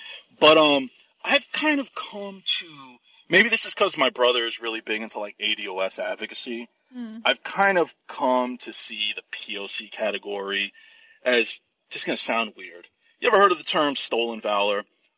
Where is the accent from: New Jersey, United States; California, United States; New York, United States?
New York, United States; I grew up in New York